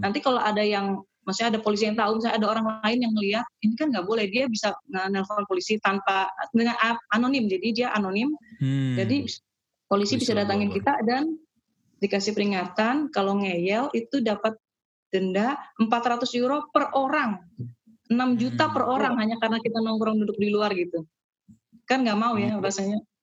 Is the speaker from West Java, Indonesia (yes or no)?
no; Balikpapan, East Kalimantan, Indonesia; moved away as an adult; also born or lived in Samarinda / Malang; now in Harderwijk, Netherlands; saya lahir di Samarinda dekat Balikpapan itu terus di Balikpapan sekolahnya terus uh, pas kuliah ke Malang.